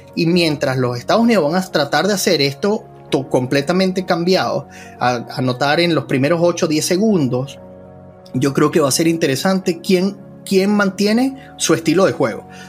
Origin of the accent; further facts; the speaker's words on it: Venezuela; nosotros en Venezuela